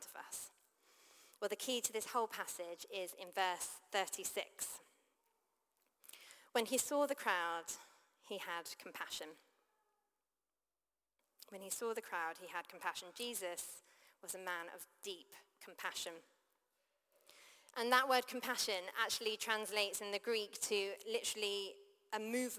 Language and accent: English; United Kingdom; also born or lived in London; I grew up outside of London